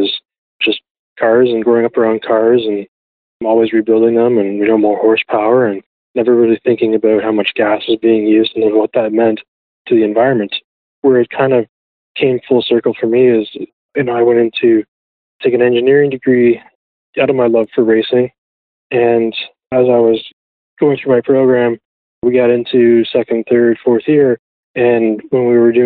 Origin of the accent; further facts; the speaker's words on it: Ajax, Ontario, Canada; I grew up in Ajax, Ontario